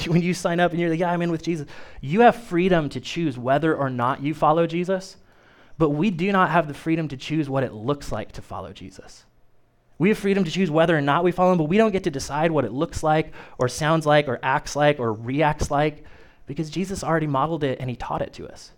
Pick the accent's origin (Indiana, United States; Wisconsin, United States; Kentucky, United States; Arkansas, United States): Indiana, United States; Kokomo; moved away as an adult; now in Peru, United States; I was born and raised in Kokomo, and it's not that far away, but trust me, it's not Peru.